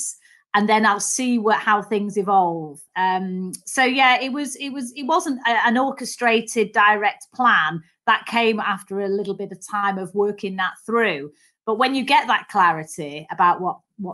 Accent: Manchester, North West England, United Kingdom; accent: Mancunian; So I was the youngest of three daughters, actually. And so grew up in Manchester

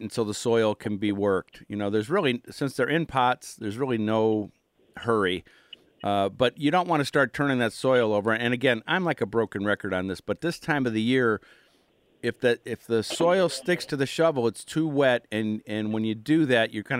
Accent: Cleveland, Ohio, United States; moved away as an adult; now in Pittsburgh, United States; growing up in Cleveland and Lakeview Cemetery and Daffodil Hill and visiting as a 7-year-old, you know, and then moving to Pittsburgh 20-some years ago

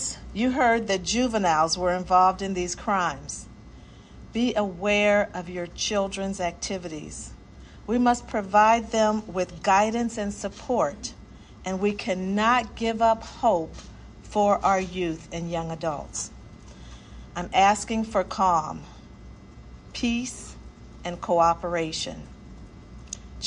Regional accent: Peoria, Illinois, United States; I grew up on the South Side of Peoria. My family still lives there

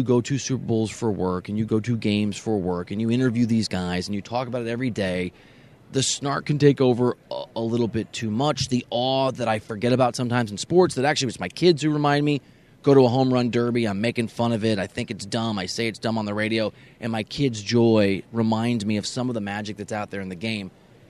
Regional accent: Dubuque, Iowa, United States; also born or lived in Aurora, Illinois; I grew up in Dubuque, Iowa, and Aurora, Illinois, back and forth.

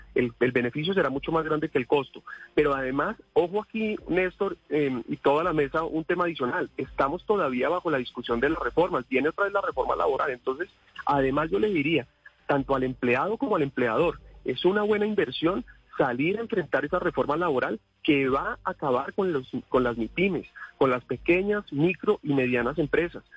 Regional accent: Colombia

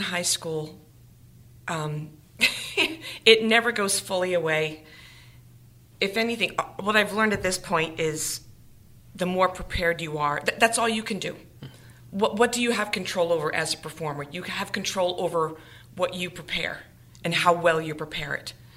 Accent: Swansea, Massachusetts, United States; also born or lived in Attleboro, Massachusetts; I'm from Attleboro, but I was born and raised in Swansea, Massachusetts

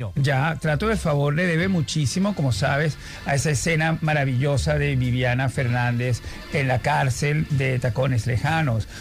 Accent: Venezuela; now in Spain; cuando me dicen el escritor venezolano

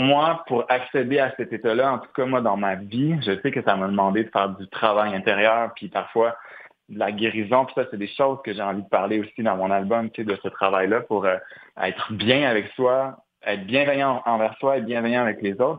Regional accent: Montreal, Quebec, Canada; en tant que Montréalais

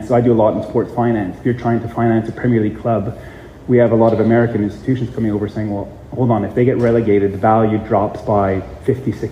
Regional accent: Canada; being a Canadian ice hockey fan

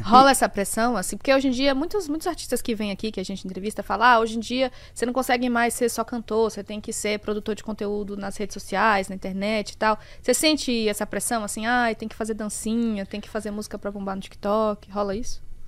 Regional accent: Bahia, Brazil; now in São Paulo, Brazil; sou da Bahia

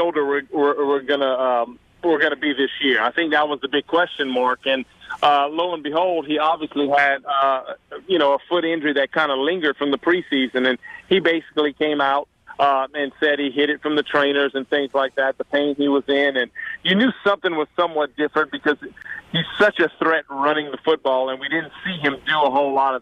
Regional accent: South Louisiana, United States; accent: Cajun; moved away; also born or lived in North Carolina; I know I have the accent. I know I'm from South Louisiana. I understand I'm Cajun

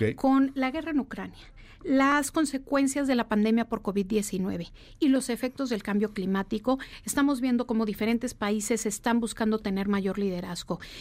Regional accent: Mexico

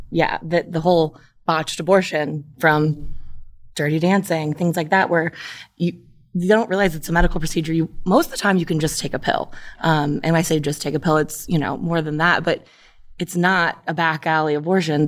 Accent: Brecksville, Ohio, United States; I grew up in Brexville, which is not a progressive town.

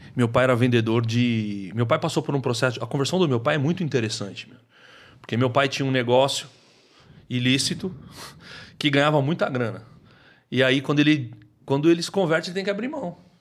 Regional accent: Taboão da Serra, São Paulo, Brazil; eu nasci na periferia de São Paulo, eu nasci no Taboão da Serra

